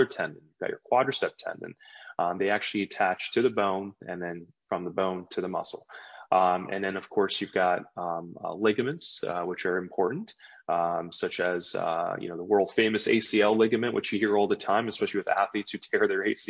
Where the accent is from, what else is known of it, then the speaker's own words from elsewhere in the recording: New Jersey, United States; also born or lived in Maryland; I was actually born and raised in New Jersey. I'm a Jersey boy